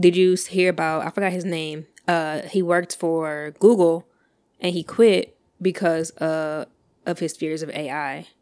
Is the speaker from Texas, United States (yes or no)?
yes; Texas, United States; I'm from Texas